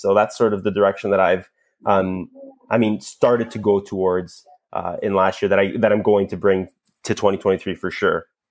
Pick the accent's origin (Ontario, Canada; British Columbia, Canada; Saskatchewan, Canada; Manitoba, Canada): Ontario, Canada; Toronto; accent: Canadian; I'm from Toronto, Canada